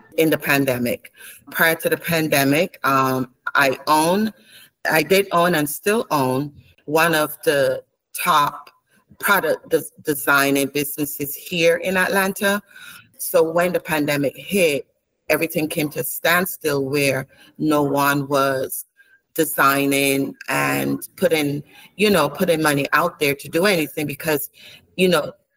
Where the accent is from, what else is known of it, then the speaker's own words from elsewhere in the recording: Barbados; also born or lived in Saint Lucia; born in St. Lucia, but raised in Barbados